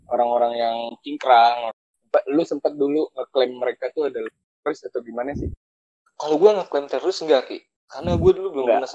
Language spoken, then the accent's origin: Indonesian; Jakarta, Indonesia; now in Kosambi, Indonesia; gue dari Jakarta lalu gue gue pindah ke Kosambi